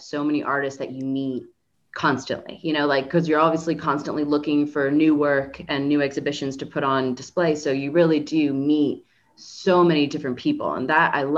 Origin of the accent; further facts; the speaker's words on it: Miami, Florida, United States; moved away; I'm from Miami, Florida originally